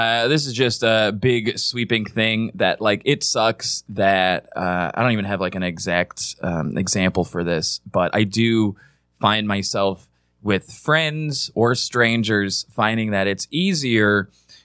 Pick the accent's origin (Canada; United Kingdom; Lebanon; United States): United States; Midwest; moved away; I'm from the Midwest.